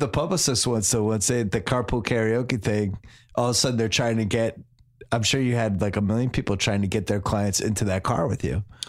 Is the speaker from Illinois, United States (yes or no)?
no; Boston, Massachusetts, United States; moved away as an adult; now in Los Angeles, United States; I'm from Boston